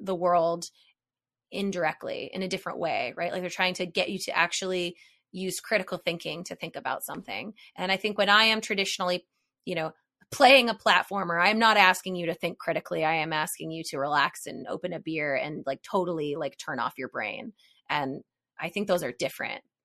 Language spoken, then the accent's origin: English; Hilliard, Ohio, United States; moved away as an adult; I was raised in, like, Hilliard, Ohio